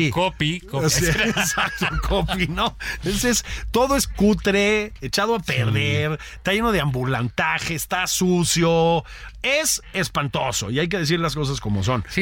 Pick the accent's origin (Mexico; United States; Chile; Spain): Mexico; Mexico City; Yo crecí en Copilco.